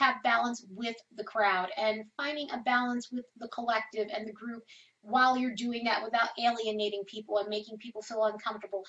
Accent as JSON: {"language": "English", "region": "New York", "country": "United States", "said": "I'm from New York, and I love New York"}